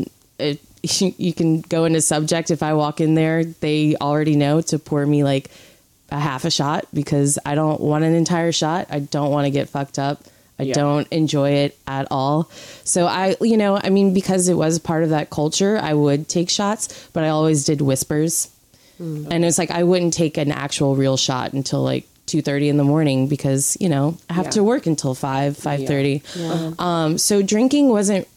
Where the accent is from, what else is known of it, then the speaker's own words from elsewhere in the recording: New Orleans, Louisiana, United States; moved away as an adult; now in New York, United States; I'm from New Orleans, or about 15 minutes outside of New Orleans proper in Louisiana. And I moved to New York 5 years ago